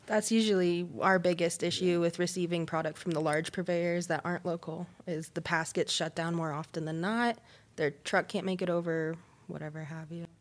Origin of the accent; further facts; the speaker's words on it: Colorado, United States; growing up in Colorado